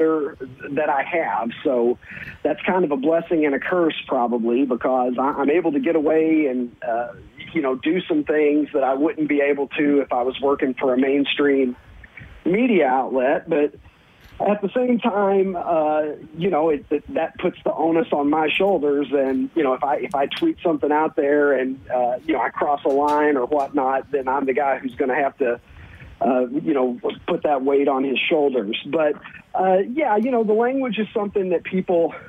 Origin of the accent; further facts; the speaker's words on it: Kentucky, United States; moved away as an adult; now in Chicago, United States; I was born and raised in Kentucky. So I lived until I was in my early 30s in Kentucky